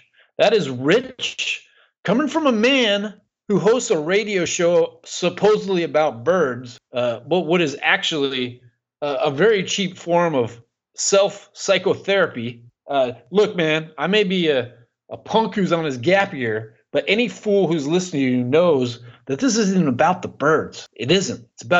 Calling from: Scotland, United Kingdom; I'm calling from Scotland, over in Europe.

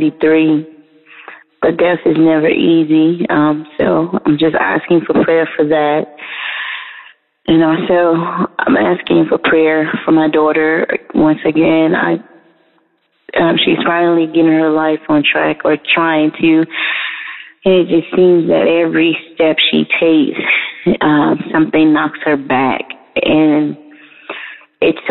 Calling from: Atlanta, Georgia, United States; I'm calling from Atlanta.

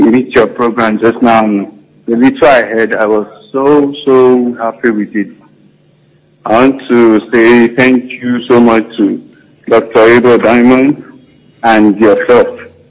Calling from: Benue, Nigeria; I'm calling from Benue State.

